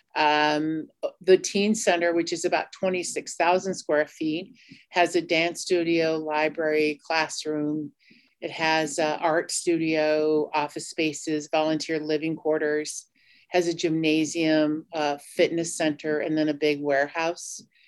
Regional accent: Cheyenne River Sioux Tribe, Cheyenne River Reservation, South Dakota, United States; I'm from the Mini Koju Lakota band of the Cheyenne River Sioux Tribe

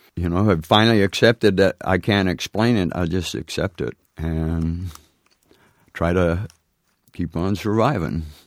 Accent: near Phoenix, Arizona, United States; got a plane from Seattle to, uh, Phoenix, uh, where I was near my home

